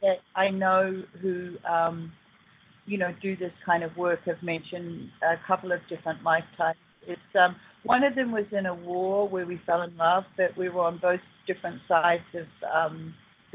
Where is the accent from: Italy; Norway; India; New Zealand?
New Zealand; also born or lived in Australia; now in San Bernardino, United States; I was born in New Zealand